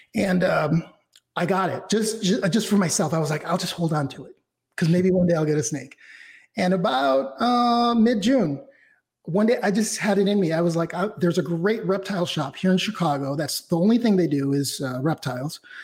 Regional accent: Mexico City, Mexico; I was born and raised in Mexico City, so everything about my roots, my heritage, my ethnicity, and my race uh, is comes from Mexico

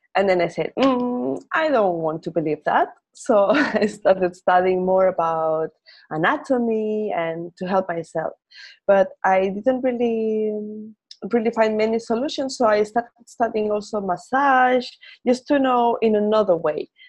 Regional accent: Spain; first language Spanish; English is a second language; we Spaniards or Latin Americans think in our language

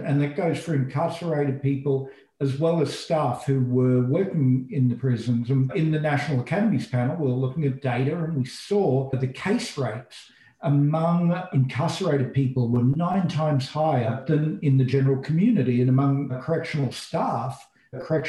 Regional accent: Australia; moved away as an adult; now in United States; I'm an Australian and I went to graduate school in the US. And over time, as America became my home

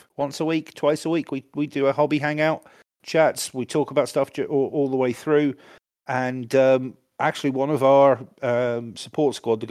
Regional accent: United Kingdom; I'm British

